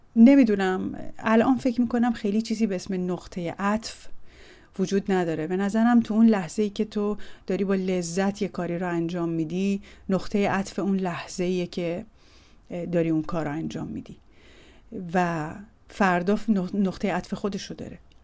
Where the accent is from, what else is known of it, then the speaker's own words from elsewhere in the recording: Tehran, Tehran Province, Iran; متولد سال 1350 در تهران هستم و در بیمارستان ژاندارمری تهران به دنیا آمدم